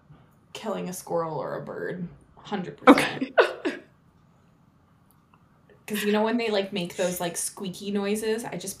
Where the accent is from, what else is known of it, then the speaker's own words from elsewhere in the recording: Maine, United States; moved away; So I'm originally from Maine